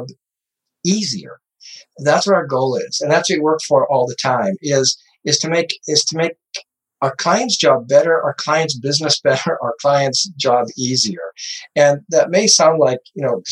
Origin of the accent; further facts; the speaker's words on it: Montana, United States; now in Arizona, United States; I grew up in Montana. I live in Arizona